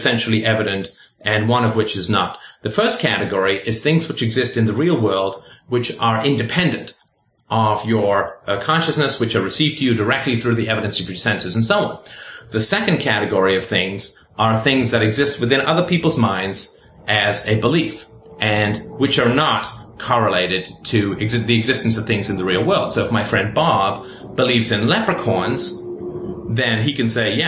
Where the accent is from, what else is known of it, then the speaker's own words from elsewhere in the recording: England, United Kingdom; also born or lived in Ireland / South Africa; now in Canada; I currently live in Canada. I was born in Ireland. I grew up in England. I spent a little time in South Africa. Then I moved to Canada.